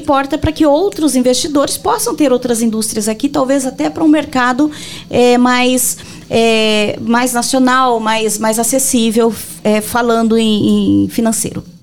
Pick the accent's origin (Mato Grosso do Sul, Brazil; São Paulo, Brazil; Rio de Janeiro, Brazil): Mato Grosso do Sul, Brazil; Rio Negro; moved away as an adult; also born or lived in Brasília; Em Rio Negro. É, é minha cidade natal